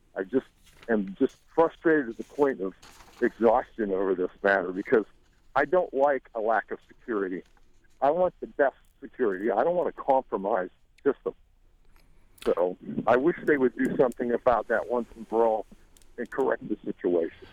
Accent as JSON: {"language": "English", "country": "United States", "said": "as an American citizen"}